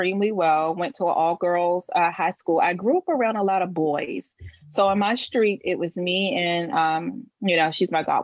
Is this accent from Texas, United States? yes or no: no; Washington, District of Columbia, United States; I was born and raised in Washington, D.C.